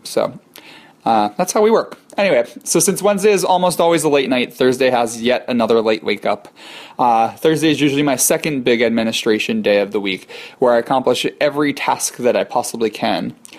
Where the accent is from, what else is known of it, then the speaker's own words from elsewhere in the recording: hometown reached by SEPTA regional rail, Pennsylvania, United States; I take the train out to my hometown to teach at Chester Valley Dance Academy, where I received much of my initial dance training. I was there until I was 17 and went to the Kirov Academy of Ballet.